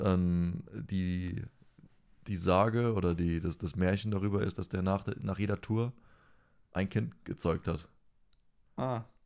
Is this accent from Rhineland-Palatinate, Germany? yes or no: yes; Rhineland-Palatinate, Germany; als Pfälzer